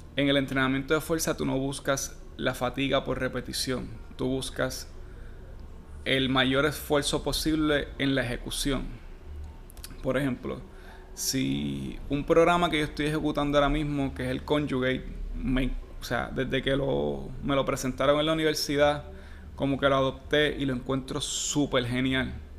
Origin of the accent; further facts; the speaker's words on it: Puerto Rico; yo soy bien puertorriqueño